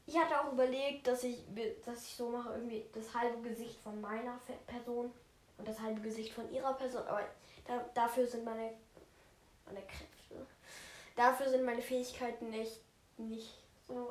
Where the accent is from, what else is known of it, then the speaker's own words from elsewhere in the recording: Austria; ich bin ein Österreicher